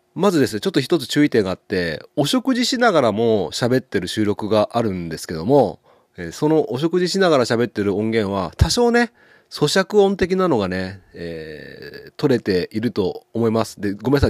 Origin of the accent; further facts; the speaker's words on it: Ushimado, Okayama, Japan; 僕の地元牛窓